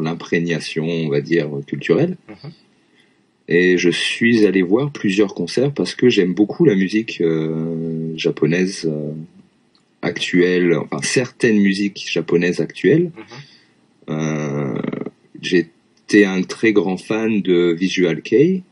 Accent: Lyon, Auvergne-Rhône-Alpes, France; moved away as an adult; also born or lived in Vienne, France; now in Japan; je suis originaire de Lyon

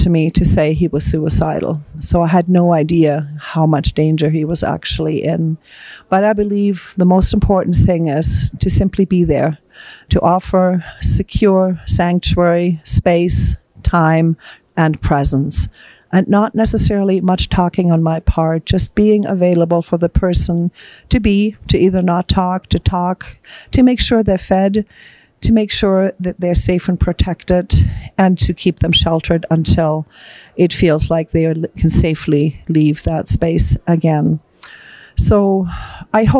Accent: Germany; moved away; I'm actually from Germany.

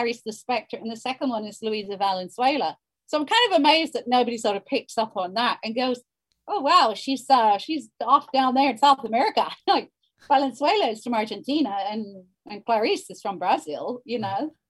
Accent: Ireland; accent: Hiberno-English; first language Hiberno-English; my mother tongue is the Brno English.

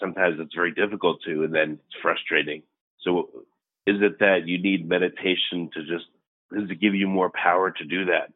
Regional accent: New York, United States; I grew up in New York

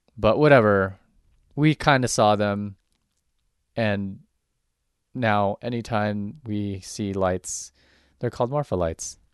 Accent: Southern California, United States; moved away; I grew up in Southern California

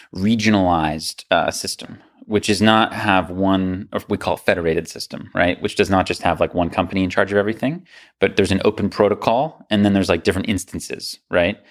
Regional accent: United States; as an American

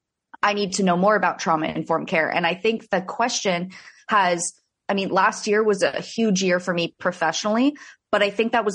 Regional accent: South Florida, United States; I'm from South Florida. I went to school in Central Florida and then made my way back down to South Florida

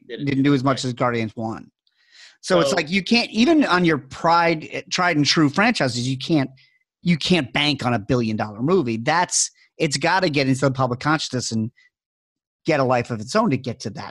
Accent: New York, United States; growing up in New York

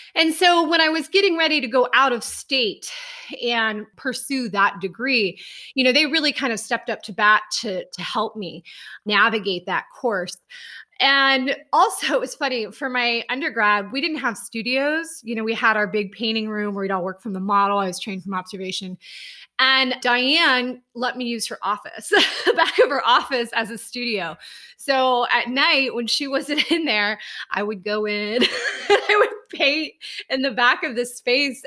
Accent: Ohio, United States; moved away as an adult; also born or lived in Boston, Massachusetts; now in Columbus, United States; So I'm originally from Ohio

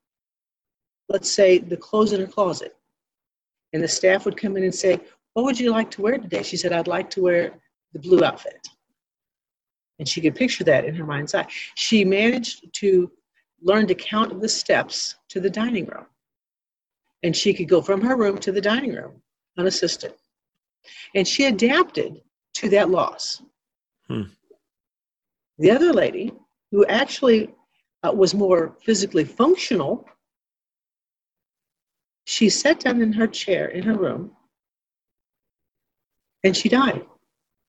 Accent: Ironton, Missouri, United States; I was born and raised in Ironton, Missouri, where the Baptist Home is located here in the beautiful Arcadia Valley.

